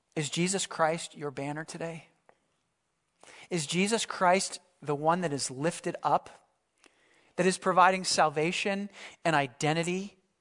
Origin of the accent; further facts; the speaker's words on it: Philadelphia, Pennsylvania, United States; I grew up in the Philadelphia area